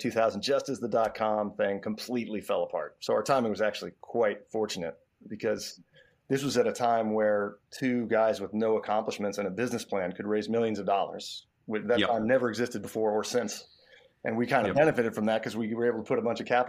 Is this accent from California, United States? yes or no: no; New York City, New York, United States; I grew up in New York City